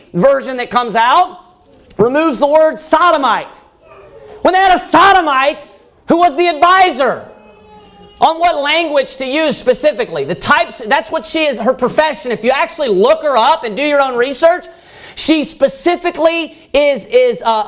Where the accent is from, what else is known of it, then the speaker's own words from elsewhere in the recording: United States; Americans don't normally leave the United States because we live in a very prosperous place